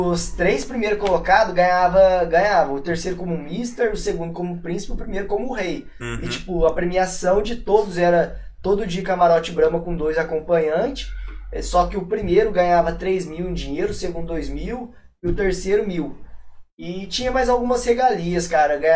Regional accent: Aparecida, São Paulo, Brazil; Porque, tipo, eu sou de Aparecido, então os Romiraiada viu, ficou louco, entendeu?

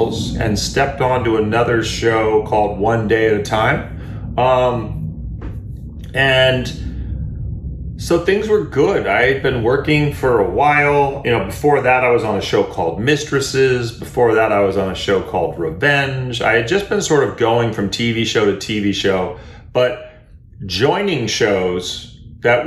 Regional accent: Berkeley, California, United States; moved away; also born or lived in Europe / Los Angeles; I grew up in Berkeley, California

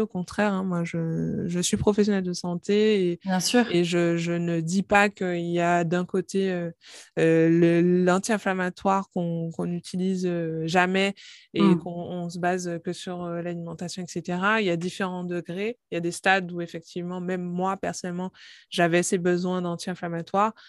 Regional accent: Guadeloupe; moved away as an adult; also born or lived in Paris; je suis originaire de la Guadeloupe j'ai fait mes études de pharmacie à Paris

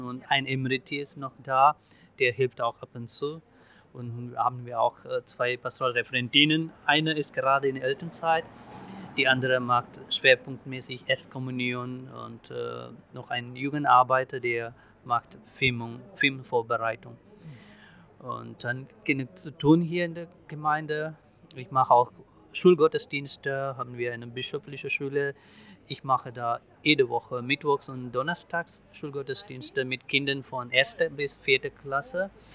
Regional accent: India; German is a second language; also born or lived in Ibbenbüren, Germany; now in Selm, Germany; Imbüren war für mich als Inder die zweite Heimat

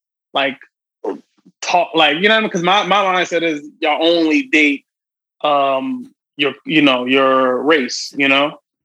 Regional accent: Philadelphia, Pennsylvania, United States; now in New York, United States; Yeah, I grew up in Philly.

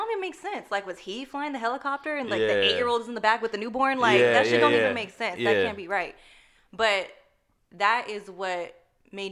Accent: Northern California, United States; I'm from Northern California.

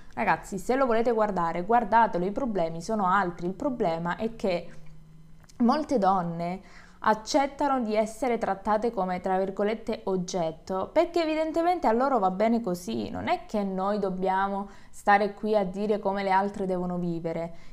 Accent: Calabria, Italy; Io sono del sud, sono calabrese

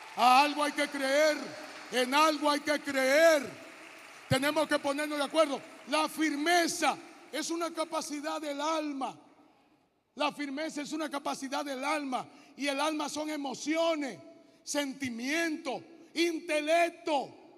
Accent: Hato Mayor, Dominican Republic; moved away as an adult; also born or lived in Santo Domingo; yo vengo de Atomayor

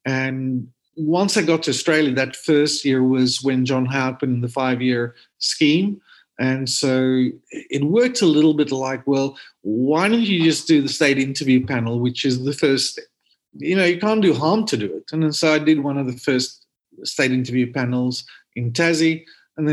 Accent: Cape Town, Western Cape, South Africa; moved away; also born or lived in KwaZulu-Natal; I'm sure you can hear I'm from South Africa. So I grew up in Cape Town

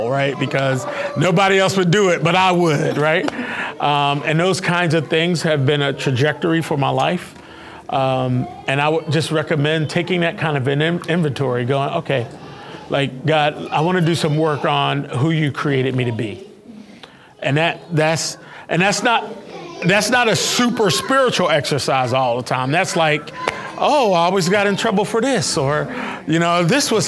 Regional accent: Philadelphia, Pennsylvania, United States; moved away; I'm from Philadelphia

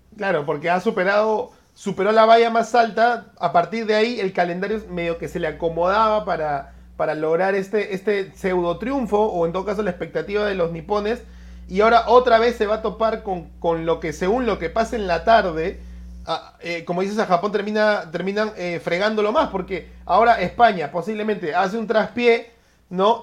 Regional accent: Peru; como peruanos

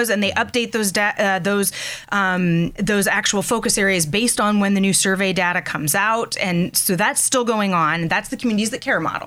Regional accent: Ohio, United States; moved away as an adult; now in Erie, United States; I was born and raised in Ohio

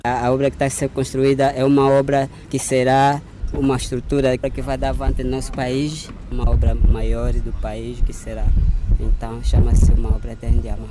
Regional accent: Luanda, Luanda Province, Angola; moved away as an adult; now in Saurimo, Angola; Eu sou de Luanda

